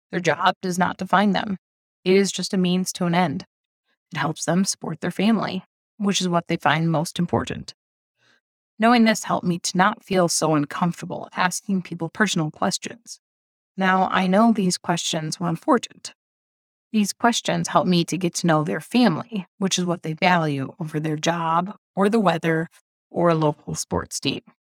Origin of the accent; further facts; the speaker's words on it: Midwest, United States; moved away as an adult; now in Indonesia; As a Midwesterner